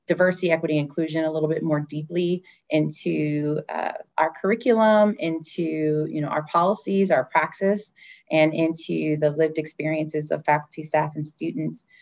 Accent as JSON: {"language": "English", "town": "Detroit", "region": "Michigan", "country": "United States", "tie": "born or raised there", "moved": "yes", "said": "I'm from Detroit"}